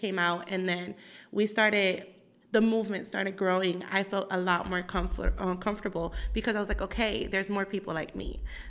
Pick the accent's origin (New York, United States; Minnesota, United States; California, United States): New York, United States; moved away as an adult; also born or lived in Brooklyn; now in Indianapolis, United States; I am Puerto Rican, Cuban. I am from New York. I was born in the Bronx, raised in multiple areas, but I can call myself a New Yorker as well.